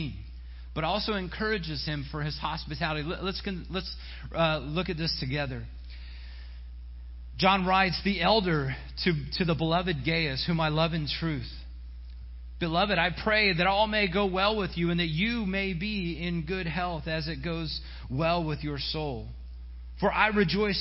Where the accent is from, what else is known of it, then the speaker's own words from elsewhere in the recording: Silver Spring, Maryland, United States; when I was in youth group growing up in Silver Spring